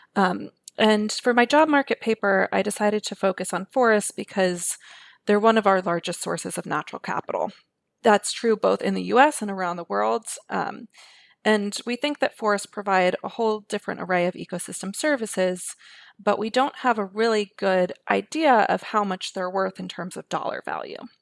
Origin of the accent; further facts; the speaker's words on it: New York City, New York, United States; I grew up in New York City